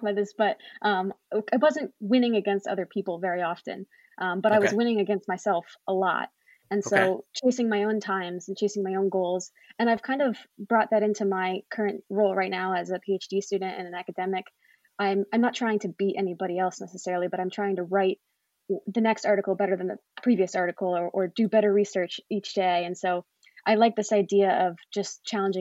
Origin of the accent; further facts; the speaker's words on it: Cary, North Carolina, United States; moved away as an adult; I am originally from Cary, North Carolina, right outside the Raleigh-Durham area, and grew up swimming